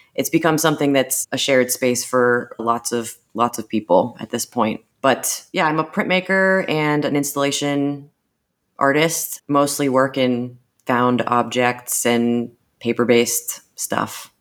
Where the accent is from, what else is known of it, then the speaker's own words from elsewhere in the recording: Erie, Pennsylvania, United States; also born or lived in Michigan / Chicago / Austin; I am from Erie, P A. I moved back here five years ago from Michigan, Chicago, Austin